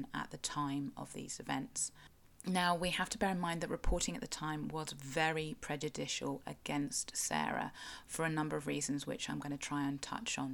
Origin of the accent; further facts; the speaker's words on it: South West England, United Kingdom; I am a Cornish writer and blogger with an obsession with local history